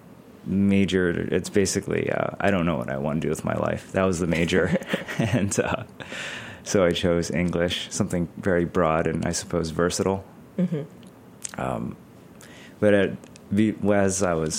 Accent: Hartford, Connecticut, United States; I grew up in suburban Hartford, Connecticut

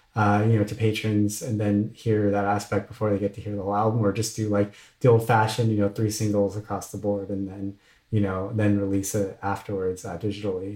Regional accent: Orange County, Southern California, United States; also born or lived in Washington, District of Columbia, United States; growing up in Southern California

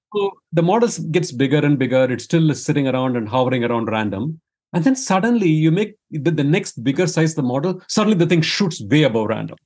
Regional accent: India; moved away as an adult; now in United States; I grew up in India, Uh, and then after an undergrad degree in engineering, I, uh, I came to the U S for grad school

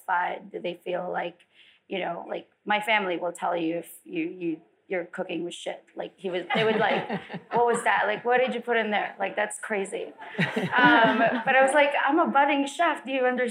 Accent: Philippines; also born or lived in Las Vegas; now in California, United States; I didn't grow up in LA. I grew up in the Philippines.

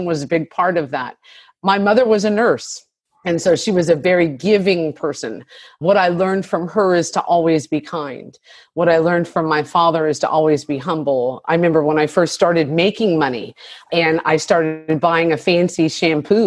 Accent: Monterey Bay, California, United States; being a biracial family and growing up in Monterey Bay

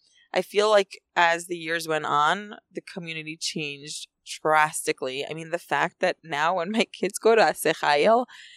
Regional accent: Efrat, West Bank, Israel; I love Efrat. I've loved growing up in Efrat. I loved living in Efrat.

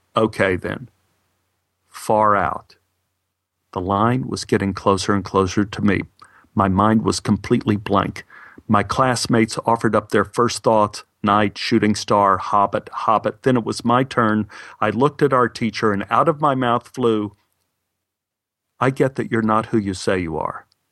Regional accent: Texas, United States; Being a Texan

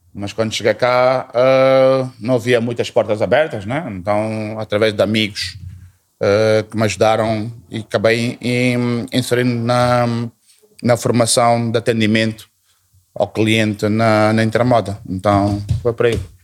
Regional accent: Portugal; moved away as an adult; also born or lived in unnamed African country of origin; now in Mozambique; a minha passagem foi para Portugal, Portugal, a minha formação toda, a minha família toda também mudou por lá

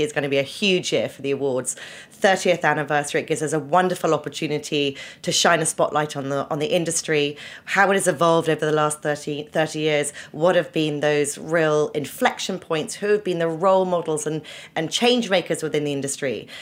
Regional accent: Winchester, South East England, United Kingdom; moved away as an adult; also born or lived in Oxford; now in New York, United States; I was born in Oxford, but grew up in um, a very beautiful historical uh, town called Winchester in the south of England

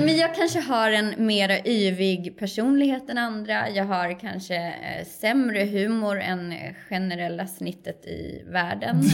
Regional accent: Kerstinbo, Uppsala County, Sweden; moved away as an adult; now in Stockholm, Sweden; Jag är ju en, en lantistjej från början, uppvuxen i en liten, liten landsort, 15 mil norr om Stockholm

